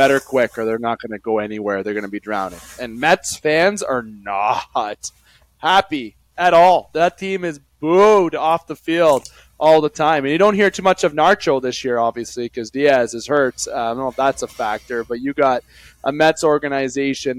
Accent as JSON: {"language": "English", "area": "Algoma region", "region": "Ontario", "country": "Canada", "said": "we're from the Algoma region"}